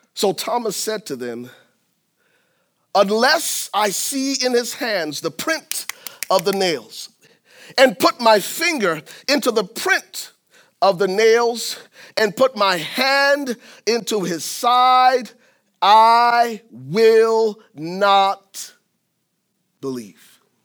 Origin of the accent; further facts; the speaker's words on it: Liberia; moved away; I'm originally from Liberia, West Africa, and I went to high school, uh, tenth grade, tenth through twelfth grades at a Southern Baptist boarding school